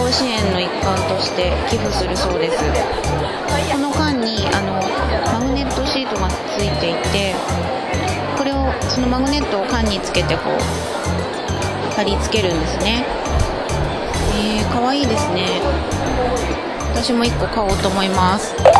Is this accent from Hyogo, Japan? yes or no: no; Miyagi, Japan; 私の地元宮城